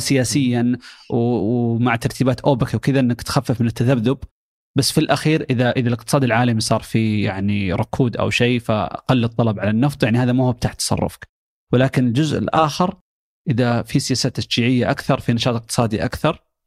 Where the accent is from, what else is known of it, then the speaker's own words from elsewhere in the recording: Saudi Arabia; عندنا في السعوديه.